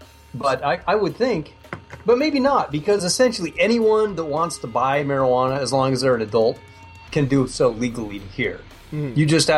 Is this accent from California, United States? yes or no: yes; Northern California, United States; Growing up in Northern California, we were surrounded by marijuana.